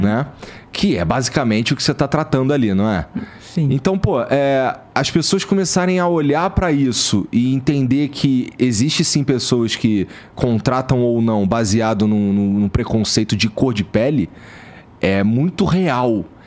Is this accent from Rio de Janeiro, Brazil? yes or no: yes; Rio de Janeiro, Brazil; moved away; eu vim lá da Zona Norte do Rio de Janeiro, a região pobre e tal, é perto ali da favela da Mangueira, do Jacarezinho